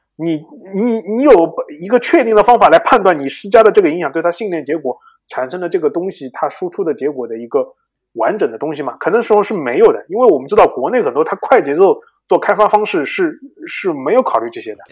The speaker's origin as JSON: {"language": "Chinese", "country": "China", "said": "我们中国人"}